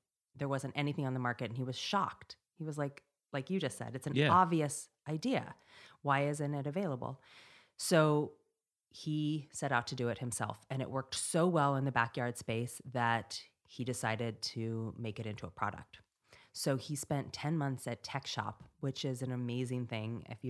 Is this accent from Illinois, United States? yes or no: no; Montana, United States; moved away; we grew up in Montana with no internet